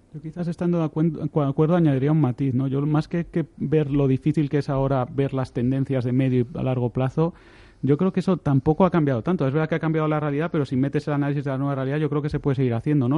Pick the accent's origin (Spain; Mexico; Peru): Spain; como españoles